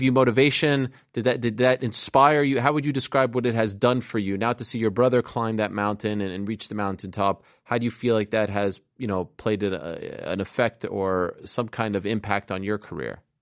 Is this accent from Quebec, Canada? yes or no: yes; Montreal, Quebec, Canada; moved away; I grew up, I grew up in Montreal, uh, in Canada